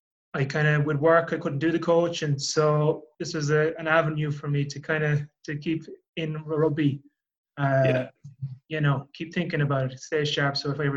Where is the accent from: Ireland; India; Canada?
Ireland; Leinster; I'm from Leinster